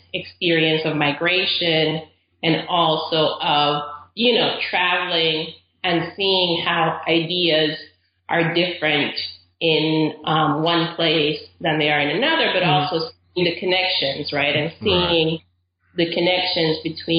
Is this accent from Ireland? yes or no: no; Caribbean coast, Nicaragua; now in United States; So I'm originally from Nicaragua. I grew up there. My whole family's from there. And we're from the Caribbean coast of Nicaragua, which is used to be a British colony.